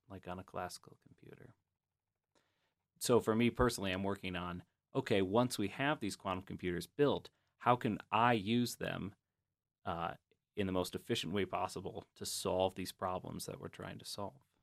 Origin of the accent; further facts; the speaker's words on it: Grand Rapids, Michigan, United States; I'm from Grand Rapids, Michigan